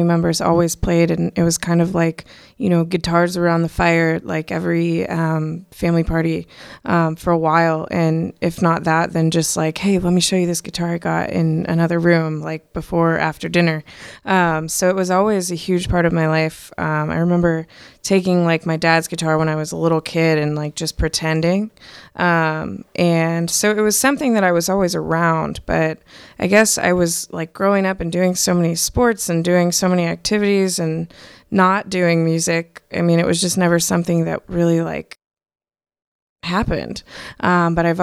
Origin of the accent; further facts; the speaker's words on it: North Royalton, Ohio, United States; also born or lived in Parma, Ohio / Bowling Green, Ohio / Lakewood, Ohio; I was raised in Parma, Ohio, and then kind of also we moved to North Royalton, Ohio, when I was pretty young and grew up there for the most part.